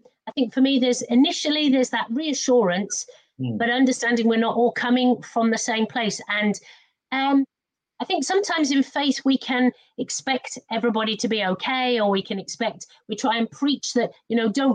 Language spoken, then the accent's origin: English; Wales, United Kingdom; when I was a very small child, I was brought up in in the Mother Church of Nonconformity in Wales